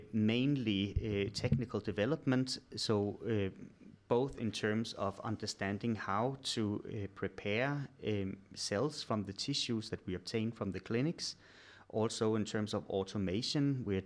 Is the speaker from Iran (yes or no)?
no; Denmark; English is a second language; moved away as an adult; now in Sweden; I'm originally from Denmark, but moved to Sweden in 2006 when I started doing my PhD at the Karolinska Institute.